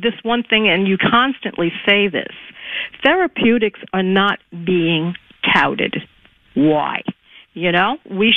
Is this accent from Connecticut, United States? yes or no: no; New York City, New York, United States; moved away; I was born and raised in Conditional District 14, land of AOC